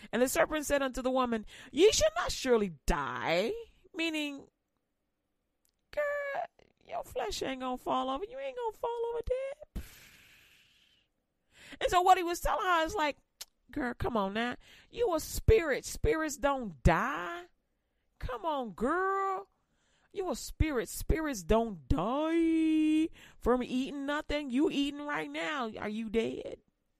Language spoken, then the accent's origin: English; Louisiana, United States; But, you know, I'm from Louisiana, so she be trying.